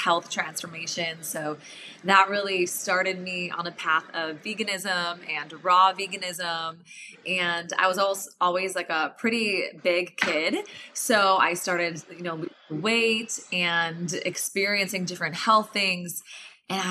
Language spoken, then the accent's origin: English; Illinois, United States; I grew up in Illinois